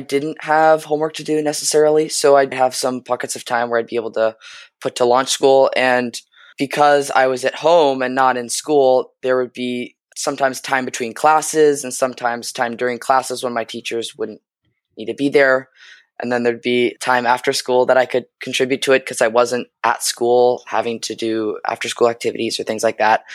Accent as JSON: {"language": "English", "town": "San Francisco", "region": "California", "country": "United States", "said": "I'm a high school student at Lowell High School, and I'm from San Francisco."}